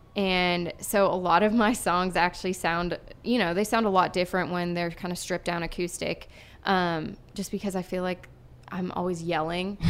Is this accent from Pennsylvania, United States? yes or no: yes; Erie, Pennsylvania, United States; moved away; I'm from Erie, Pennsylvania. So, this is a hometown show for me